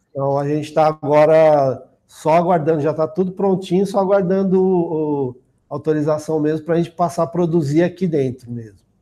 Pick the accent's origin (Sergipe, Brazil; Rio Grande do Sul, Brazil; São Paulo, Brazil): São Paulo, Brazil; Osasco; Eu já nasci aqui em São Paulo, em Osasco